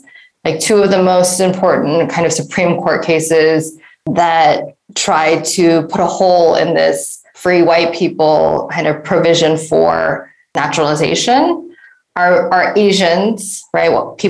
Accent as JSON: {"language": "English", "area": "just outside of Detroit", "region": "Michigan", "country": "United States", "tie": "born or raised there", "moved": "as an adult", "lives_now": "South Korea", "said": "So I grew up in just outside of Detroit, one of the most segregated metro areas in the United States, along black-white segregation. So I grew up at 13 Mile."}